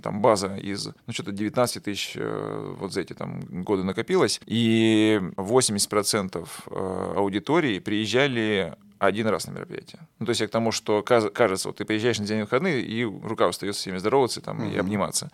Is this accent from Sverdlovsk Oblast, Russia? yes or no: no; Kostroma, Kostroma Oblast, Russia; moved away as an adult; also born or lived in Moscow; я сам родом из Костромы